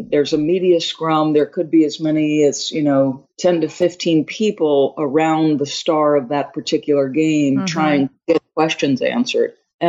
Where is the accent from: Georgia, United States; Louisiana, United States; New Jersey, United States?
New Jersey, United States; Manasquan; also born or lived in Long Island, New York; Irish Catholic family. And my parents decided to move to accommodate my father's job. When I was 7, we moved from Long Island to a small, very small town, 1 mile square town on the Jersey Shore called Manasquan, very difficult to enunciate.